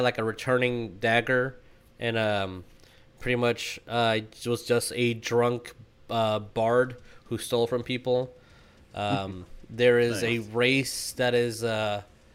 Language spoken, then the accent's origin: English; Texas, United States; we're from Texas